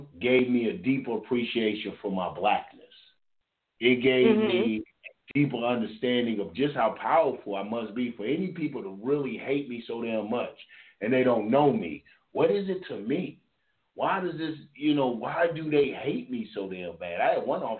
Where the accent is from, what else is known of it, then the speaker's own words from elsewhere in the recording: Louisville, Kentucky, United States; moved away; also born or lived in Georgia; I'm from Louisville, Kentucky. I grew up with white people.